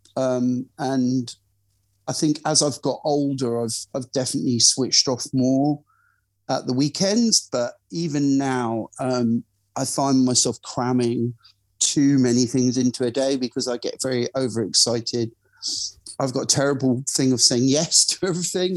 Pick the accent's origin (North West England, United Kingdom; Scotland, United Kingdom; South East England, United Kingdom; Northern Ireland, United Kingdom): Scotland, United Kingdom; Glasgow; moved away; I'm originally from Glasgow